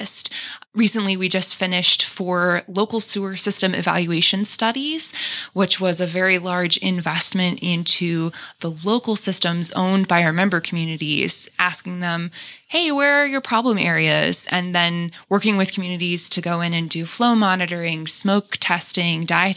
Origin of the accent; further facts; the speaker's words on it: Rocky River, Ohio, United States; also born or lived in Valparaiso, Indiana; So I am from the Cleveland area originally. I grew up in Rocky River, Ohio